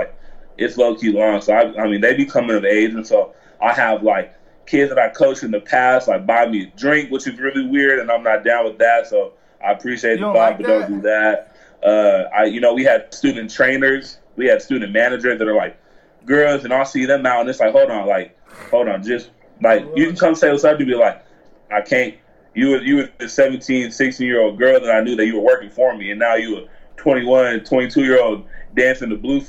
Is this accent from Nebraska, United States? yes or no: yes; Nebraska, United States; born there; now in Tucson, United States; No, I was born in Nebraska.